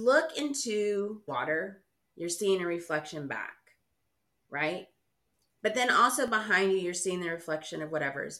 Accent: Houston, Texas, United States; I grew up in Houston

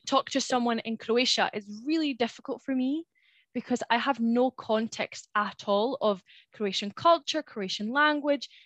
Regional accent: Spain; first language Spanish; English is a second language; now in United Kingdom; growing up in Spain, how I've been surrounded by Spanish people, the type of person that I am there, the type of person that I am here in the UK

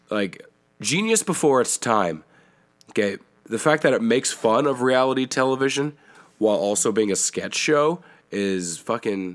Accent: Canada; accent: Canadian

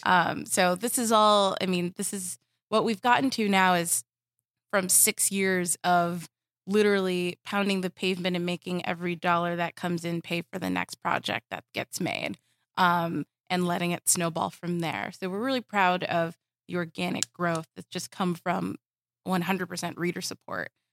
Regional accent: Southern California, United States; I grew up in Southern California

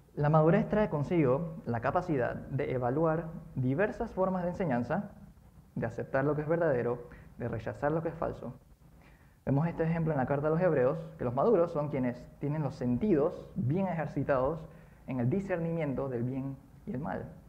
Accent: Colón, Panama; Cuando era pequeño yo vivía en Colón

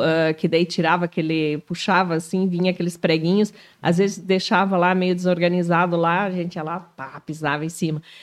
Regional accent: Canoinhas, Santa Catarina, Brazil; now in Joinville, Brazil; Eu sou natural de Canoinhas.

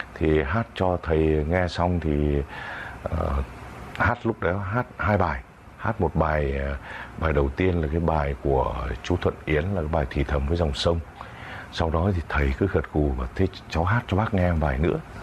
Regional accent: outskirts of Hanoi, Vietnam; born or raised there

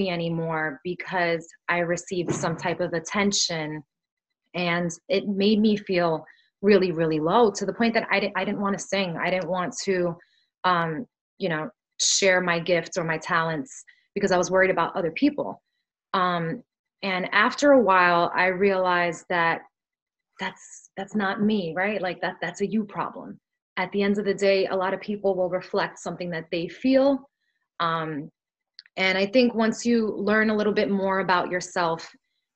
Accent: New York City, New York, United States; first language Spanish; English is a second language; I grew up in Brooklyn

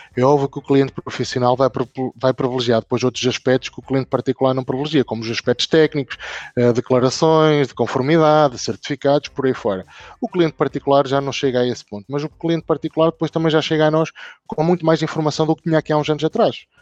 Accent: Northern Portugal, Portugal; Eu, eu sou da Zona Norte

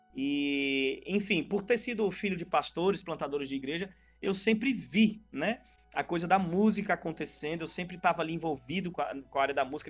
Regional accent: Northeast Region, Brazil; minha terra rachada do Nordeste aqui

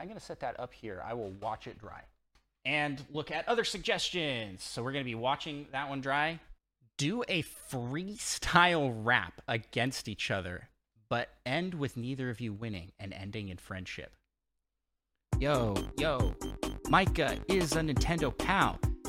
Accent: Washington, United States; we're both from Washington State.

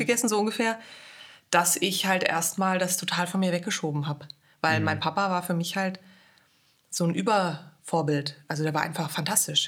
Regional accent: Hesse, Germany; first language German; moved away as an adult; also born or lived in Vienna, Austria; Ich bin in Hessen geboren und aufgewachsen

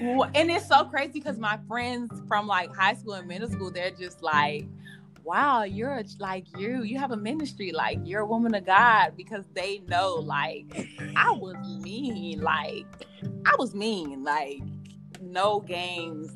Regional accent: Miami, Florida, United States; moved away as an adult; also born or lived in Virginia; I was living here home, Miami, Florida.

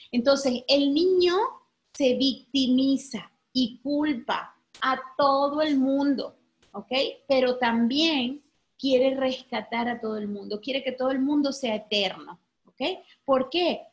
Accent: Venezuela; moved away as an adult; now in Mexico; porque soy venezolana, ¿sí? Soy de Venezuela

